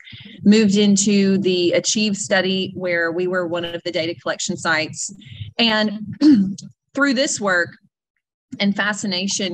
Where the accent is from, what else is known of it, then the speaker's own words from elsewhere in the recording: North Mississippi, United States; also born or lived in Nashville, Tennessee; I'm originally from North Mississippi